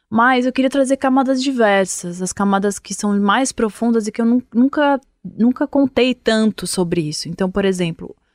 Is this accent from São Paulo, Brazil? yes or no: yes; São Paulo, Brazil; É, eu sou de São Paulo, e assim, eu não me canso de, de, me espantar com a Bahia.